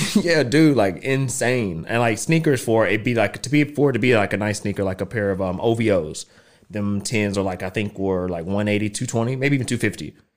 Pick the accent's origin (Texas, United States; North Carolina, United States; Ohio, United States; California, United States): North Carolina, United States; moved away; growing up in North Carolina